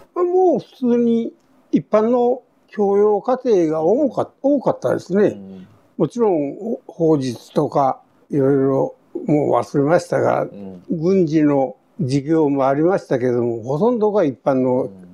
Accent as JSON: {"language": "Japanese", "town": "Kure", "region": "Hiroshima", "country": "Japan", "tie": "born or raised there", "also_born_or_lived": "Tokyo / Etajima / Okayama", "said": "小学校入った時は呉で、はい、その今いう江田島の兵学校の小学校へ、はい、三年、2年か3年、うん、2年3年ぐらいに行ったんですね。はいはい、あとは全部呉の学校です"}